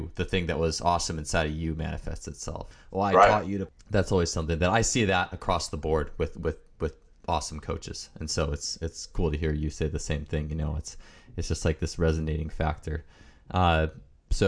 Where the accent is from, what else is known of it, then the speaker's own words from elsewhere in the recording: Wisconsin, United States; I'm from Wisconsin